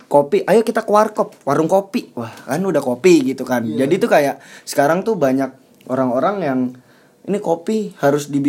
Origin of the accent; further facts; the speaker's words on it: Temanggung, Central Java, Indonesia; kopi ya kopi kayak dari kota asal gue Temanggung gitu atau dari tempat lu gitu Batang gitu